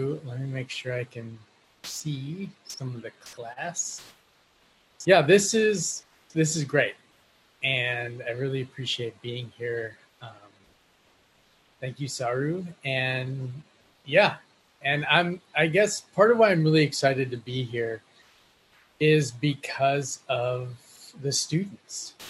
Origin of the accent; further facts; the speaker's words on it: Minnesota, United States; also born or lived in Colombia; I was born in Colombia and grew up in Minnesota, which makes me a proud Minolumbian